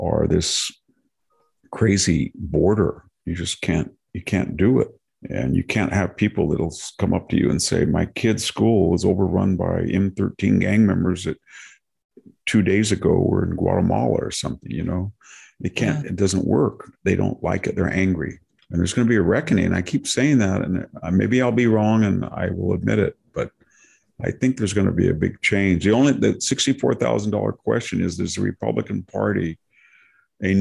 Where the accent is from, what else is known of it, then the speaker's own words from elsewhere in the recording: Fresno County, California, United States; I go into my hometown. I go to my high school reunion the other night